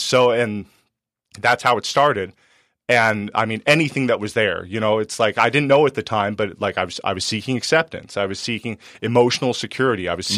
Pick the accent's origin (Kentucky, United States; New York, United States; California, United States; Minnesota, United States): California, United States; Penasquitos; I grew up in Penasquitos and we had some money